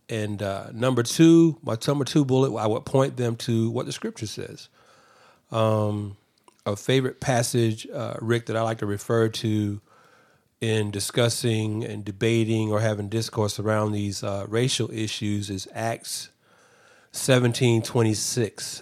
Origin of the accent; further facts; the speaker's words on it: Atlanta, Georgia, United States; I'm from Atlanta.